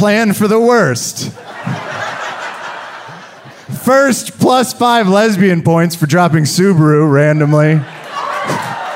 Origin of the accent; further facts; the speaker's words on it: Kansas, United States; I was raised in Kansas